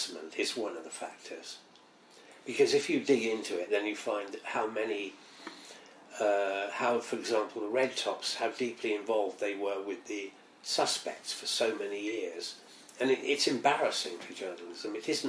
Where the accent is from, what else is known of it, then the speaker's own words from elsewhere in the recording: Welsh, Wales, United Kingdom; also born or lived in Hampshire; now in London, United Kingdom; we're Welsh